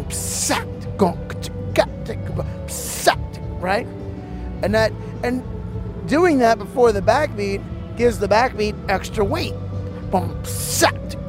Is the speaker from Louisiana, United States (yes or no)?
yes; New Orleans, Louisiana, United States; I'm from New Orleans.